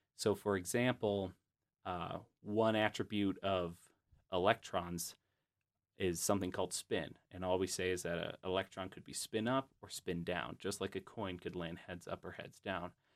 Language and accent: English; Grand Rapids, Michigan, United States; I'm from Grand Rapids, Michigan